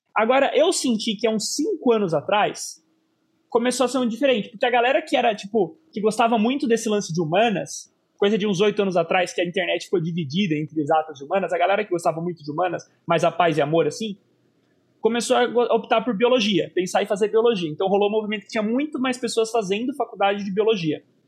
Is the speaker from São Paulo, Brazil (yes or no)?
yes; Sorocaba, São Paulo, Brazil; Sorocaba, né, por ser inclusive a minha cidade e a cidade em que eu estou gravando aqui esse episódio